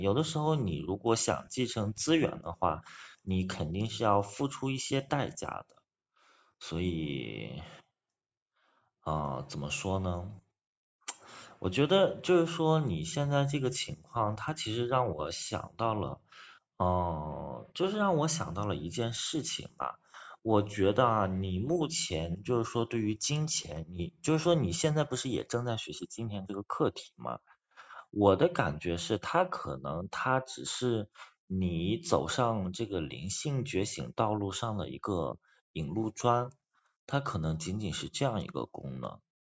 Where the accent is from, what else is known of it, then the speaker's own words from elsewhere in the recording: China; 像我们就是中国人